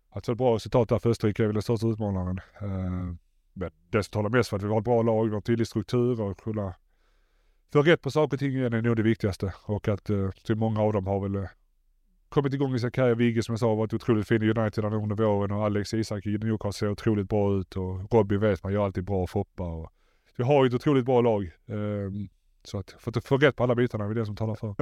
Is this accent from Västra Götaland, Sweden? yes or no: no; Malmö, Skåne, Sweden; moved away as an adult; also born or lived in England; jag är från Malmö